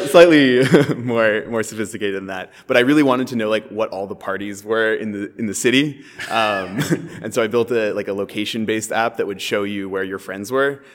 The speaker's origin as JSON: {"language": "English", "town": "San Francisco", "region": "California", "country": "United States", "tie": "born or raised there", "said": "I'm from San Francisco originally."}